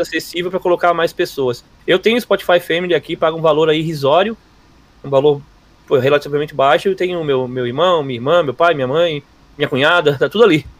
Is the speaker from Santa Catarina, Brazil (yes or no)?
yes; Florianópolis, Santa Catarina, Brazil; Eu sou de Floripa, não sou gaúcho